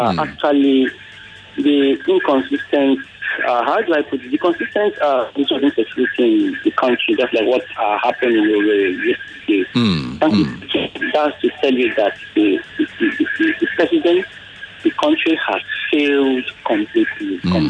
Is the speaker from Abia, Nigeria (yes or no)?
yes; Abia, Nigeria; now in Lagos, Nigeria; I'm from Abia State.